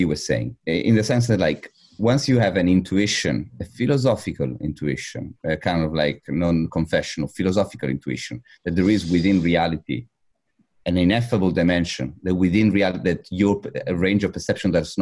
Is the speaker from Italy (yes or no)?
yes; Italy; I was raised in Italy